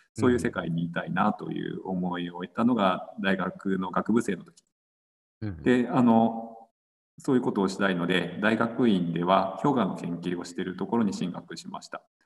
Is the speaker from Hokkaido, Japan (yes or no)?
yes; Sapporo, Hokkaido, Japan; also born or lived in Hakodate; 北海道の札幌市出身です。